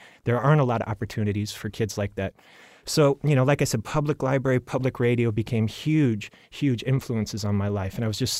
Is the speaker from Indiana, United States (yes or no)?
yes; Avon, Indiana, United States; I grew up in Avon at a time when it was, today Avon has become this thriving suburb of Indy